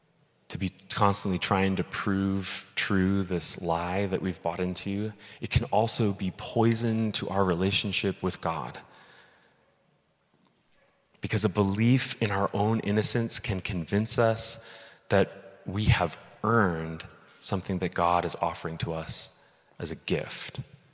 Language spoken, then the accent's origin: English; Midwest, United States; the Covenant Church that I grew up in the Midwest.